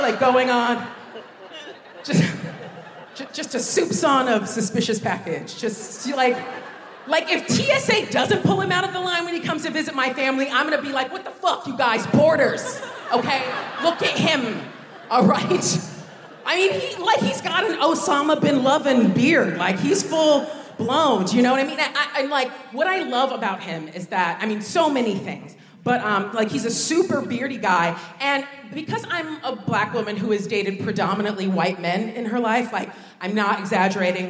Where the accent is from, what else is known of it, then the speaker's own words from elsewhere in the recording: United States; moved away as an adult; now in United Kingdom; growing up in America